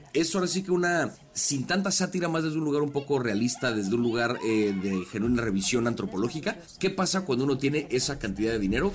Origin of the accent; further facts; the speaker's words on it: Mexico; como mexicanos